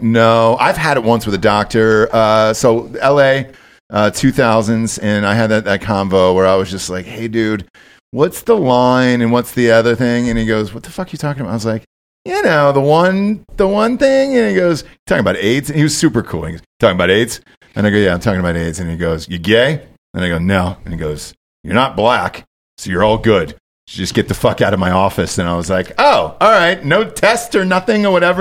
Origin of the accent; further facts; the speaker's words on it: Georgia, United States; now in Austin, United States; I'm from Georgia